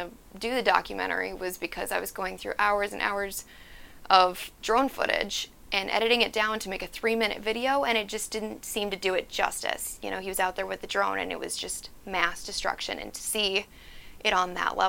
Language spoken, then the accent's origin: English; North Dakota, United States; moved away as an adult; now in California, United States; I recently moved to California. I'm originally from North Dakota.